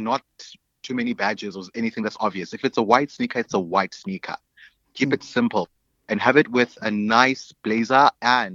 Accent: Alice, Eastern Cape, South Africa; also born or lived in East London / Queenstown; now in Cape Town, South Africa; grew up in a small town called Alice, aka Etikeni

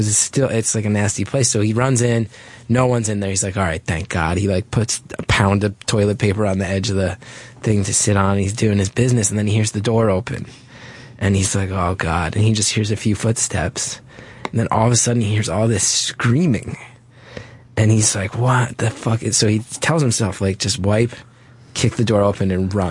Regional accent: New Jersey, United States; growing up in North Jersey, even in like the early 90s

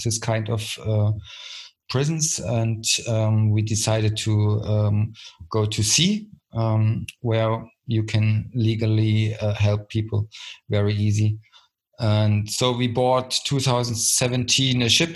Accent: Dresden, Saxony, Germany; English is a second language; So it's Dresden, it's my hometown since years.

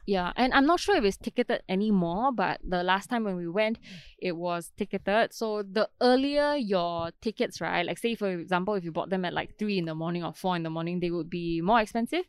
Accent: Singapore; we are from Singapore

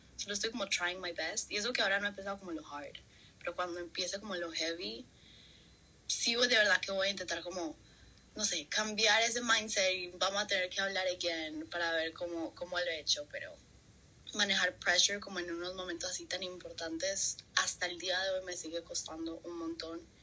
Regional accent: Colombia; moved away; soy colombiana

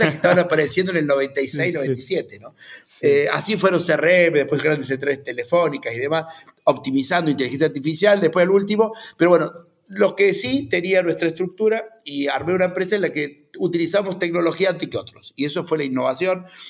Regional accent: Río Cuarto, Córdoba, Argentina; Yo soy de Río Cuarto, eh, nieto de, y bisnieto de inmigrantes que vinieron a la Argentina a hacer su historia.

